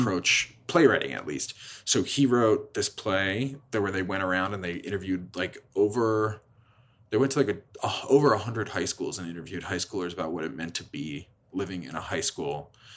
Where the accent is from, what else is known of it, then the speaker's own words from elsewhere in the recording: Lansdale, Pennsylvania, United States; moved away as an adult; now in Chicago, United States; my hometown in Philadelphia